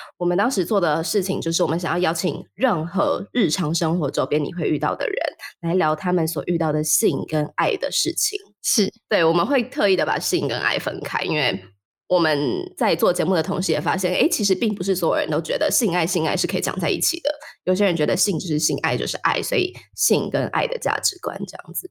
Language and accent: Chinese; Taiwan; 身为一个台湾人的我而言是很重要的